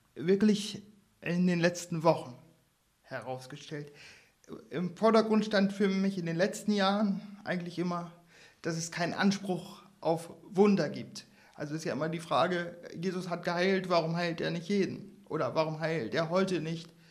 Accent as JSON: {"language": "German", "region": "Northern Germany", "country": "Germany", "said": "als Norddeutscher sehr heimisch fühlen"}